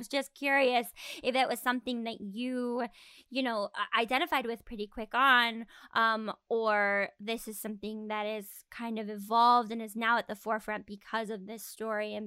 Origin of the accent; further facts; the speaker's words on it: Arizona, United States; moved away; I'm from Arizona, and so when I was in Tucson